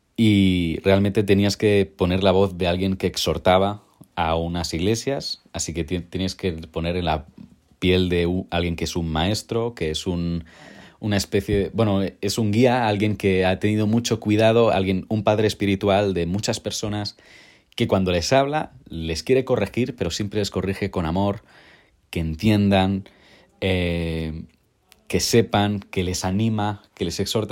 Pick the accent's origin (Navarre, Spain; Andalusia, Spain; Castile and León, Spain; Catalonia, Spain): Catalonia, Spain; Molins de Rei; yo soy de un pueblo cerca de Barcelona llamado Mulins de Rey, así que sí, soy catalán.